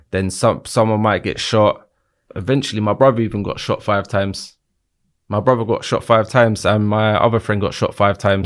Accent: London, United Kingdom; I grew up in Battersea my whole life

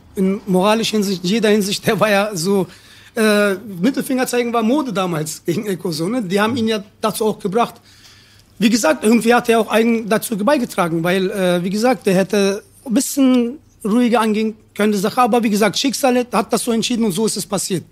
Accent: Berlin, Germany; Ich bin hier geboren, aufgewachsen

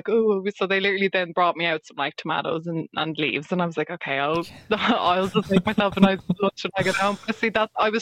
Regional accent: Ireland; as an Irish person, ginger, freckly, the whole shebang

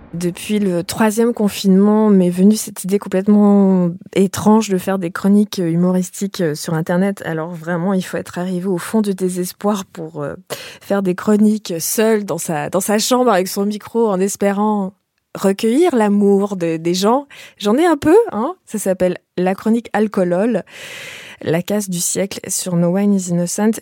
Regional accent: Canada; moved away as an adult; now in France; j'ai quitté le Canada il y a bientôt 20 ans

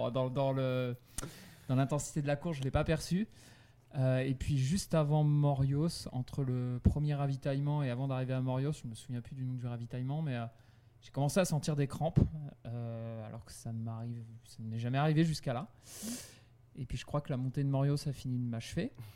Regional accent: Brittany, France; chez moi en Bretagne

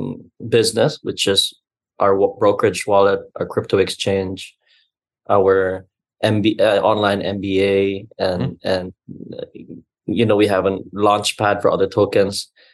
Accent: Cebu City, Central Visayas, Philippines; But I am proudly Cebuano, born and bred. In fact, I used to say I'm Cebuano first, Filipino second.

